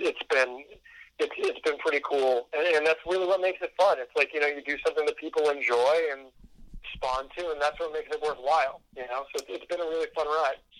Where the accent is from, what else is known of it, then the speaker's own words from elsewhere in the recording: Southern New Hampshire, United States; where I grew up in Southern New Hampshire